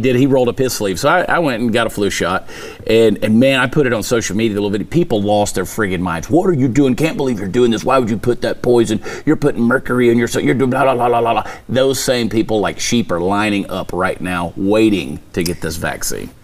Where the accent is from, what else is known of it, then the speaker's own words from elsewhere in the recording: Texas, United States; as a Texan